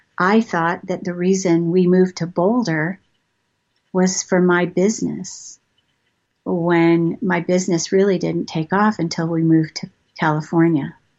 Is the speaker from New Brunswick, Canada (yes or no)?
no; Toronto, Ontario, Canada; moved away as an adult; also born or lived in Montreal / Maryland / England / Marietta, Georgia; I've moved around a lot. I grew up in Toronto.